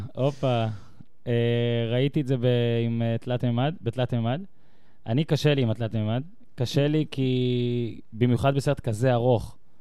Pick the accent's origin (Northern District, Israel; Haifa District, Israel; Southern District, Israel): Northern District, Israel; the North; moved away as an adult; now in Tel Aviv, Israel; אני גדלתי בצפון, ב-2006 הגעתי לתל אביב